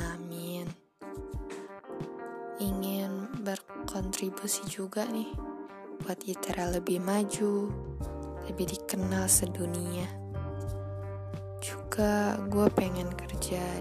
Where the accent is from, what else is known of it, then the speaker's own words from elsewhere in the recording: Bandar Lampung, Lampung, Indonesia; born there; Lahir di Bandar Lampung, umur 17 tahun.